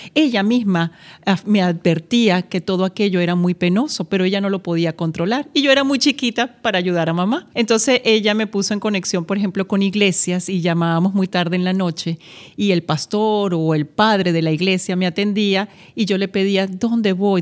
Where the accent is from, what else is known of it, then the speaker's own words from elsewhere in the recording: Venezuela; also born or lived in Madrid, Spain; mi país, donde crecí, donde me formé y tuve también la oportunidad de tener pues mi nacionalidad como venezolana